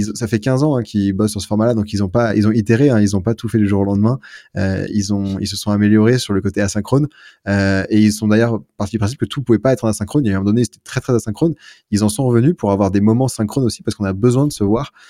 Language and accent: French; France; now in Lyon, France; en tant que Français